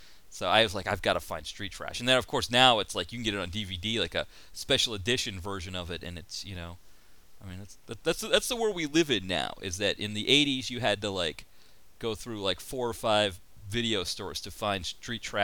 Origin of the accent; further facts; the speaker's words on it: New England, United States; I grew up in New England